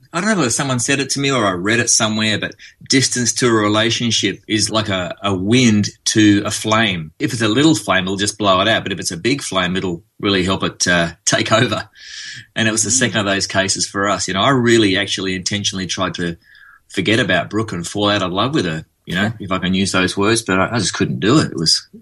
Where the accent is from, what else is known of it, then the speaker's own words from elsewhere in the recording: Australia; accent: Australian; now in Nashville, United States; He makes fun of me because he likes the way I speak in my Australian accent. But every now and again, to be understood in America, I have to sort of switch on the American accent a bit.